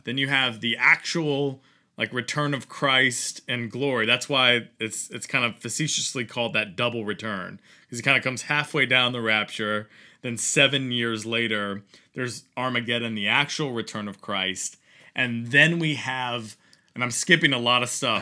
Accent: Virginia, United States; growing up in Virginia

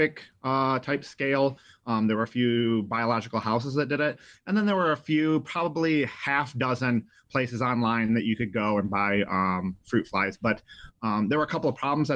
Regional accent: Jackson, Michigan, United States; I grew up in Jackson, Michigan, tons of swamps

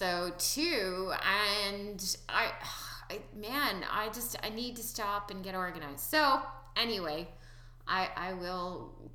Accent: Nova Scotia, Canada; We are from Nova Scotia

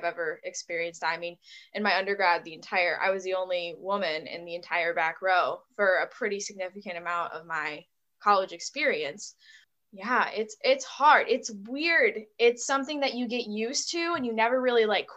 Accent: Buffalo, New York, United States; I'm from the Buffalo, New York area.

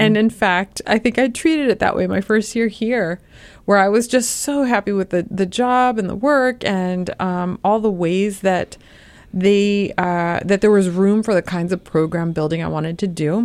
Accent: Los Angeles, California, United States; moved away as an adult; also born or lived in New York City / Chicago / Urbana-Champaign, Illinois; now in Ohio, United States; I'm from Los Angeles

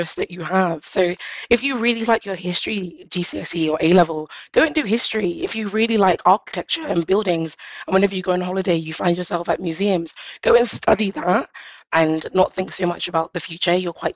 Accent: London, United Kingdom; I grew up in East London

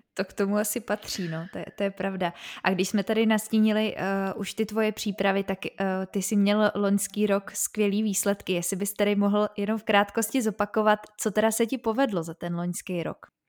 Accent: Prague, Czechia; já jsem právě taky z Prahy, ale máme tady, eh, bydlím docela na okraji

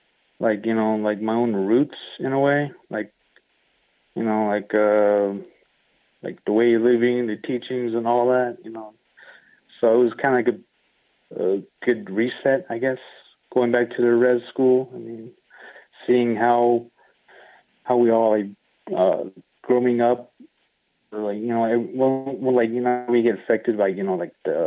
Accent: Sanders, Arizona, United States; I grew up in Sanders, Arizona, like a little reservation town.

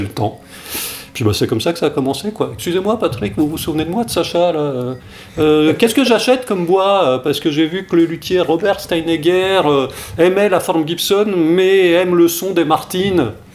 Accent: France; je suis né en France, mais toute mon enfance, mes, étés là-bas

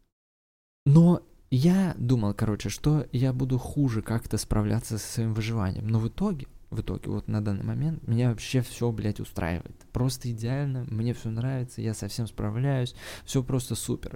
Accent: Saint Petersburg, Russia; я сам из Питера родом

